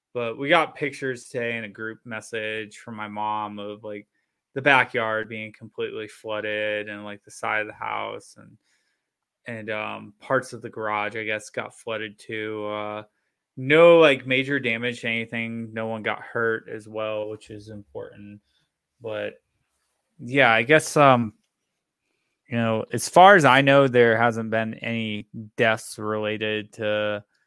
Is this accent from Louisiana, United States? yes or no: no; Florida, United States; moved away; I grew up in Florida